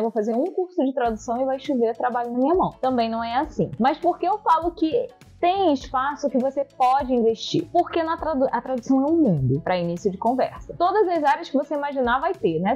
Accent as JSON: {"language": "Portuguese", "country": "Brazil", "first_language": "Portuguese", "said": "a língua portuguesa, que é a minha língua materna, né, gente? Eu sou brasileira, eu falo português"}